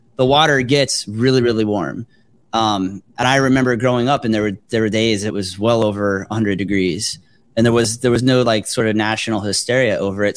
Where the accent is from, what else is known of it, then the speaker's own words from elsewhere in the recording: South Florida, United States; moved away; I grew up in South Florida